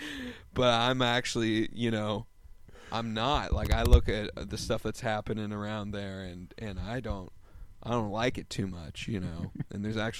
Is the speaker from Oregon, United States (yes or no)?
yes; Oregon, United States; I'm from Oregon